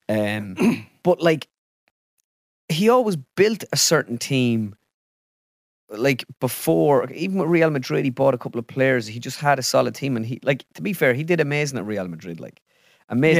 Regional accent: Ireland; I am Irish

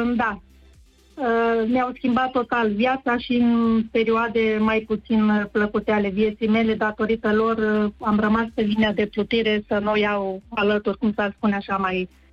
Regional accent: Craiova, Dolj, Romania; sunt din Craiova, fost cadru didactic

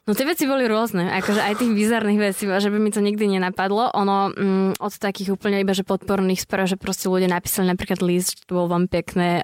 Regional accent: Dubnica nad Váhom, Trenčín Region, Slovakia; som v Dubnice, nie som z Bratislavy

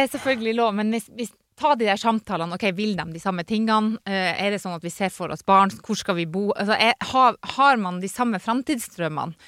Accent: Northern Norway, Norway; moved away; er fra Nord-Norge

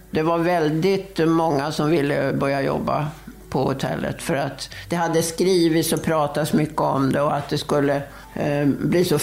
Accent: Värmdö, Stockholm County, Sweden; now in Visby, Sweden; Nej, jag är från Stockholm, eller närmare bestämt från Värmdö utanför Stockholm.

